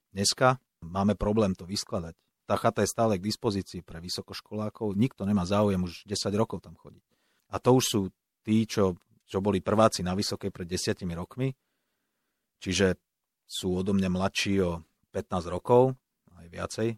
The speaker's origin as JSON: {"language": "Slovak", "area": "Pentagón", "region": "Bratislava Region", "country": "Slovakia", "tie": "born or raised there", "said": "Ja som vyrastal pri Pentagóne"}